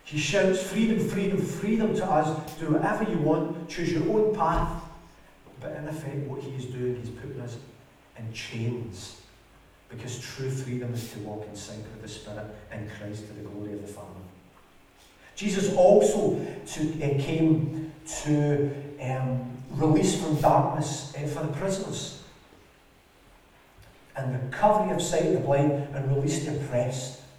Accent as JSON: {"language": "English", "country": "United Kingdom", "said": "because we come from Britain with the economics that it all is, we are rich"}